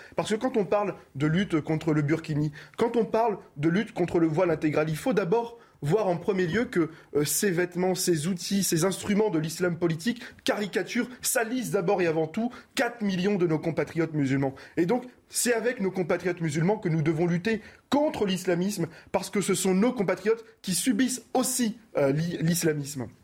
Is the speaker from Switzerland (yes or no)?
no; Roubaix, Hauts-de-France, France; je viens de Roubaix